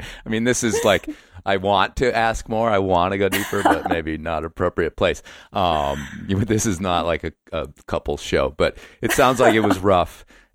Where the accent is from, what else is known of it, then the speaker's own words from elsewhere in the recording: New Jersey, United States; It was like I grew up in New Jersey and I had to get the fuck out.